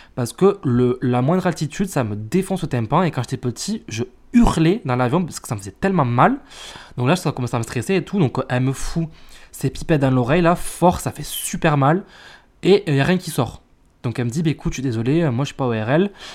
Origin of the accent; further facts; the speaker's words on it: France; on est français